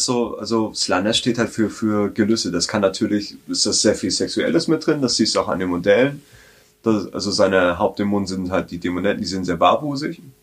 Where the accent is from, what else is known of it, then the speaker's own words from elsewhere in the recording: Southern Germany, Germany; bin halt in Süddeutschland aufgewachsen